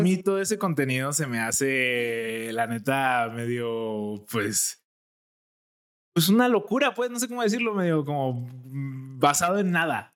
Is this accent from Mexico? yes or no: yes; Jalisco, Mexico; accent: jalisquillo; mi acento jalisquillo